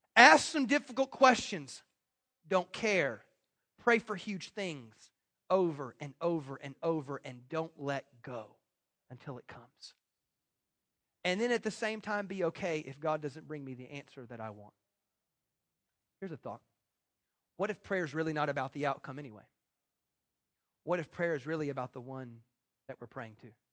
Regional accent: United States; I'm American

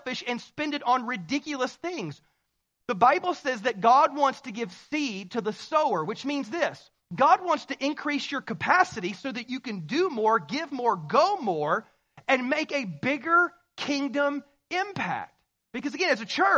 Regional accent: the South, United States; I'm from the South, so we say y'all

